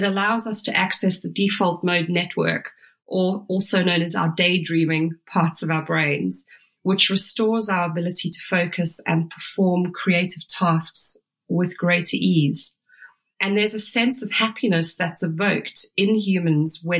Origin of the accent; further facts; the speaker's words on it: Durban, KwaZulu-Natal, South Africa; moved away; also born or lived in London; I grew up in Durban